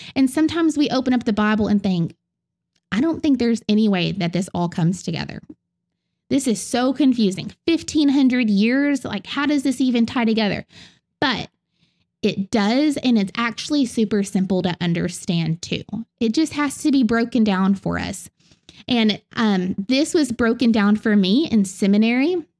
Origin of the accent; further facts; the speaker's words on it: the South, United States; accent: southern; in my southern accent